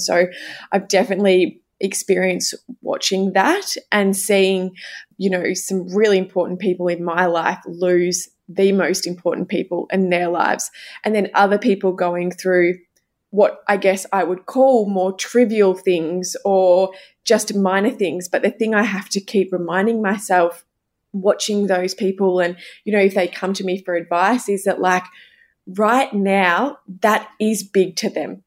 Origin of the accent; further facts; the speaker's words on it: coast outside Melbourne, Victoria, Australia; now in Melbourne, Australia; I grew up outside of Melbourne, I grew up at the coast